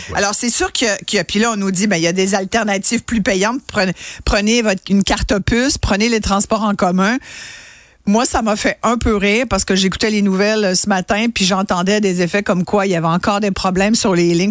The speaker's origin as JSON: {"language": "French", "region": "Quebec", "country": "Canada", "said": "chez nous au Québec"}